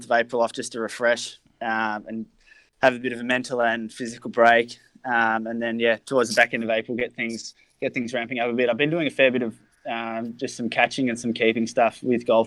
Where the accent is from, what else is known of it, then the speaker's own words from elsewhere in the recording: Melbourne, Victoria, Australia; I was born in Melbourne